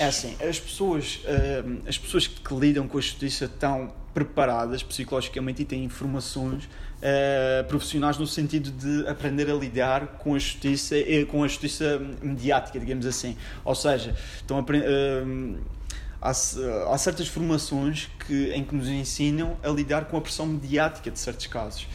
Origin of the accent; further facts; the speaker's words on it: Funchal, Madeira, Portugal; also born or lived in Lisbon; Eu sou do Funchal, tenho 27 anos